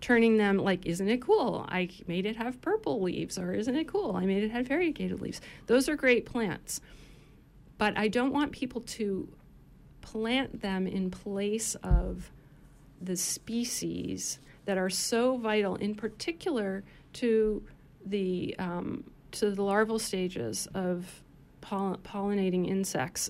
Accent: Maine, United States; moved away as an adult; also born or lived in Philadelphia, Pennsylvania; I was born and raised in Maine

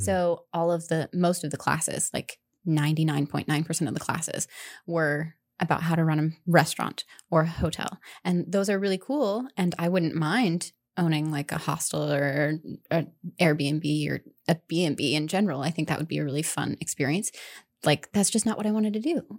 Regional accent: Indiana, United States; moved away as an adult; also born or lived in Denver, Colorado; now in Ellsworth, United States; I'm originally from Indiana. um, rural Indiana, middle of cornfield Indiana

